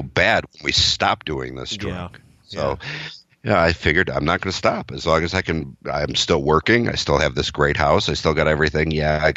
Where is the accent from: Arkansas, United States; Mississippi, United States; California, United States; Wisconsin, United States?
Wisconsin, United States; I'm from Wisconsin. I live in Wisconsin.